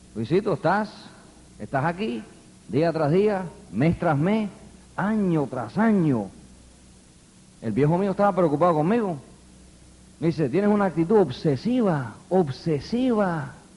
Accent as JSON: {"language": "Spanish", "town": "New York City", "region": "New York", "country": "United States", "tie": "born or raised there", "also_born_or_lived": "Queens, New York", "said": "me crié en el Bronx. Yo soy neoyorquino"}